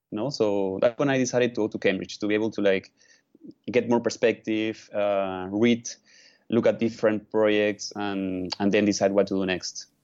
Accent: Lima, Peru; I was born in, in one of the in the largest city of Peru, mm-hmm. which is Lima

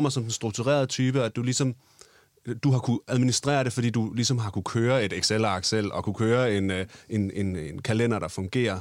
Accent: Odense, Southern Denmark, Denmark; moved away; dengang jeg boede hjemme i Lille Odense

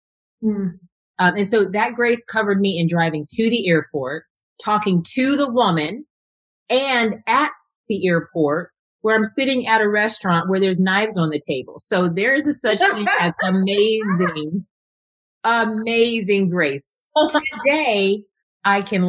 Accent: Texas, United States; I was a problem child growing up in Texas as a Black girl in a white school.

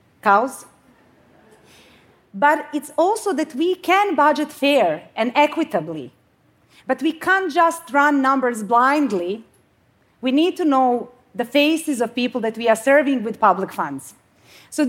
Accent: Bosnia & Herzegovina; now in Sweden; So I come from Bosnia. I mean, I live in Sweden now

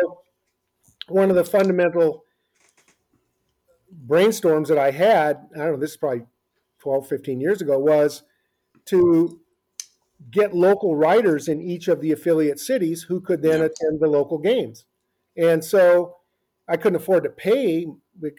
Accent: Omaha, Nebraska, United States; I grew up in Omaha, Nebraska

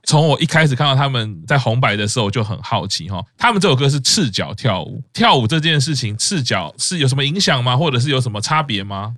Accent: Taiwan; 我们在台湾长大

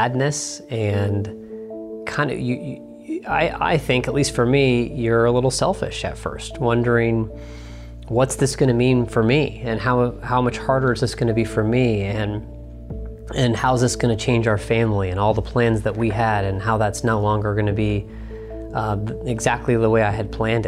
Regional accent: Dayton, Ohio, United States; my hometown here in Dayton, Ohio

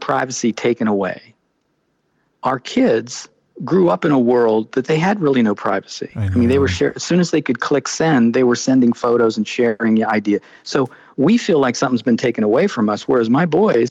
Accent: Pittsburgh, Pennsylvania, United States; when I was growing up in Pittsburgh

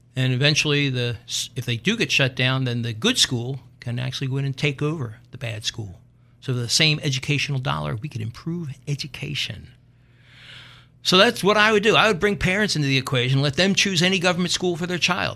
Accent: Philadelphia, Pennsylvania, United States; accent: Philadelphia; I'm from North Philly.

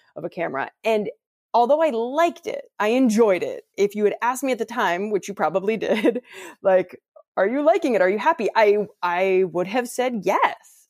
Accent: Ohio, United States; I'm from Ohio, which is within a few hours driving distance

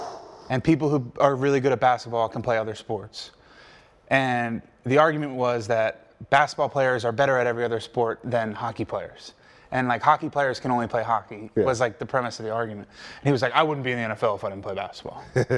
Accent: Delaware, United States; So I always tell people, like when I went to Pittsburgh, I was like, I'm from Delaware. And people are like, where's Delaware? And I'm like, oh, it's like 30, 40 minutes outside of Philly.

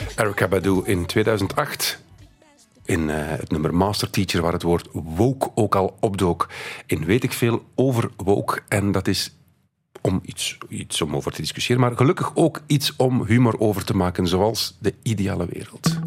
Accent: Belgium

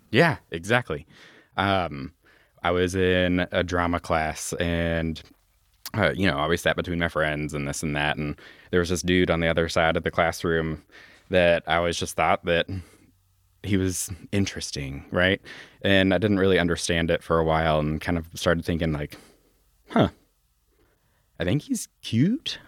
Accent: Louisville, Kentucky, United States; when we lived out over in Hikes Point. And then when I was four years old, we moved out uh, to J Town

